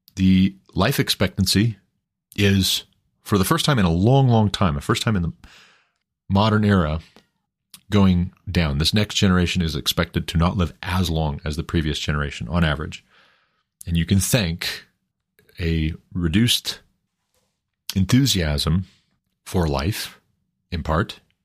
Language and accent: English; Montana, United States; moved away as an adult; now in Colorado, United States; my home state of Montana, where I'm originally from, where we moved to Colorado from, uh, back in two thousand nineteen